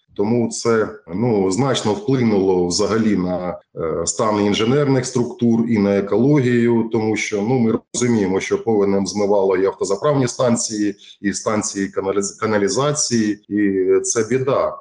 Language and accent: Ukrainian; Ukraine; Ми жили у нашій вільній Україні.